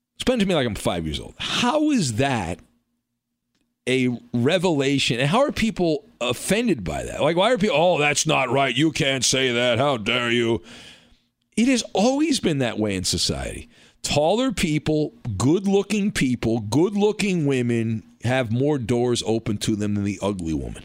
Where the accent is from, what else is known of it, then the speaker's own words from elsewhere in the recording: California, United States; I grew up in California